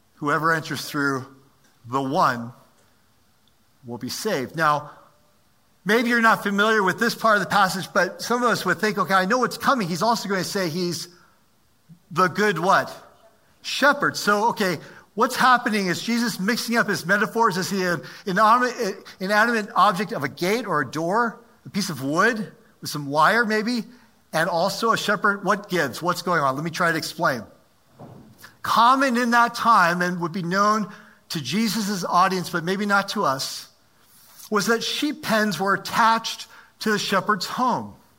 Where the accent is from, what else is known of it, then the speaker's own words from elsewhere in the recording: United States; also born or lived in Maryland; I'm an American